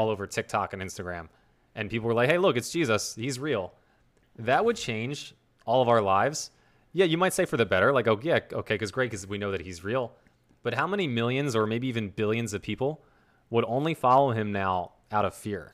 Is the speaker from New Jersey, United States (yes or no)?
yes; New Jersey, United States; accent: South Jersey; here in South Jersey, we kinda take the letter T and pronounce it like the letter D.